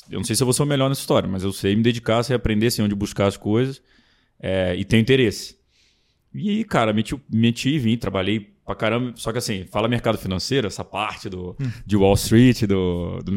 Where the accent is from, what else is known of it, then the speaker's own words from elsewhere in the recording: Brasília, Federal District, Brazil; puxo o S, mas sou de Brasília, minha família é toda do Rio.